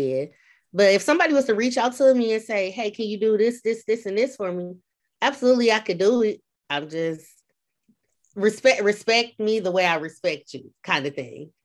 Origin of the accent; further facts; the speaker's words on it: Flint, Michigan, United States; moved away as an adult; now in Peoria, United States; I'm from Flint, Michigan. I like to say, in parentheses, Beecher